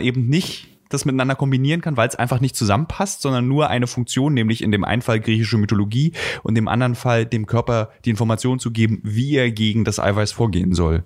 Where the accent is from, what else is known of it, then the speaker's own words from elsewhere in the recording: GDR, East Germany, Germany; dass ich vielleicht in der DDR groß geworden